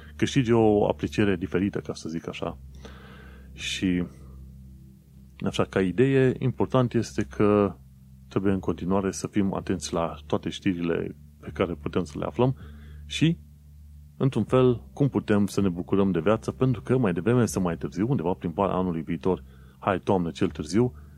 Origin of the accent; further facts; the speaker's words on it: Romania; moved away as an adult; now in London, United Kingdom; că sunt din România, că sunt străin